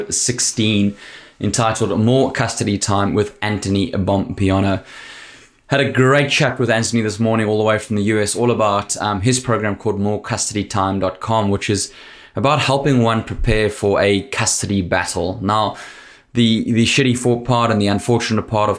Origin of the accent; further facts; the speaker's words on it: South Africa; South African